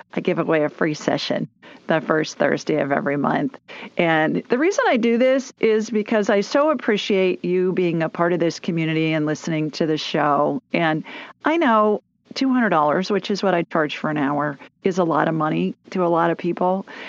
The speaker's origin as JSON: {"language": "English", "town": "Columbus", "region": "Ohio", "country": "United States", "tie": "born or raised there", "moved": "yes", "lives_now": "Birmingham, United States", "said": "I grew up in Columbus"}